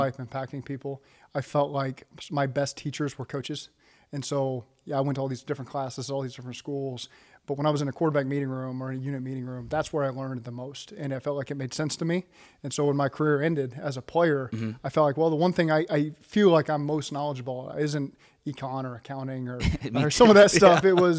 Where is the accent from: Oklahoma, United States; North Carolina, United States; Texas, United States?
Oklahoma, United States; Norman; I grew up in Norman, Oklahoma as an OU fan.